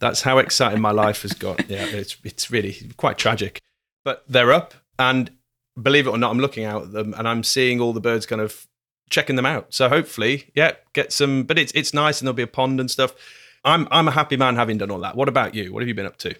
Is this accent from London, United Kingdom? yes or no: no; Glasgow, Scotland, United Kingdom; we're from Glasgow, here, everything's slower